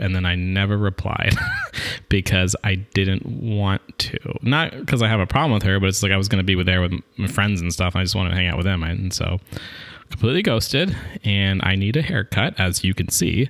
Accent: Seattle, Washington, United States; I'm from Seattle

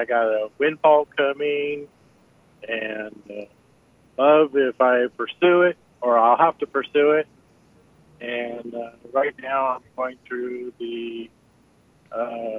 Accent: California, United States; I was born and raised here in California

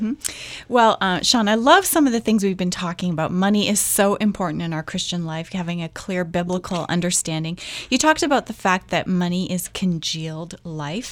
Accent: Canada; Not because I'm Canadian

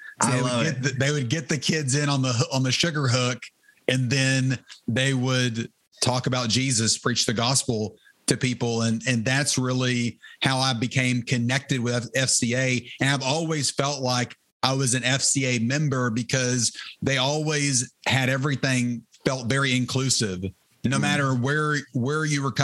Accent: Terrell, Texas, United States; I grew up in Terrell, Texas, which is about 35 minutes east of Dallas.

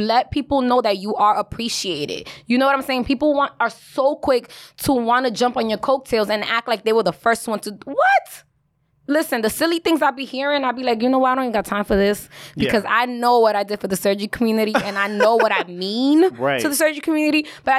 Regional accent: Bronx, New York, United States; okay, I'm a classy ass bitch. But at the end of the day, I'm from the Bronx. Don't you forget it.

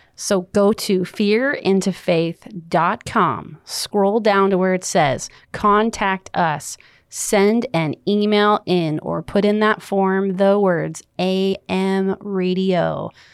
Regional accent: Los Angeles, California, United States; moved away as an adult; I was born and raised in Los Angeles, California

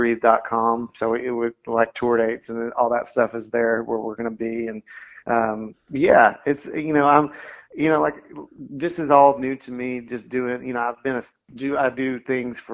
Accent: Knoxville, Tennessee, United States; Knoxville, my hometown

